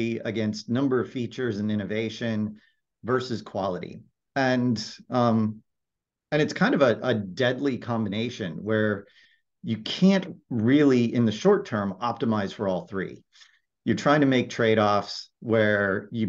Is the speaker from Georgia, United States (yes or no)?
no; Silicon Valley, California, United States; I grew up in Silicon Valley. I'm an actual Silicon Valley native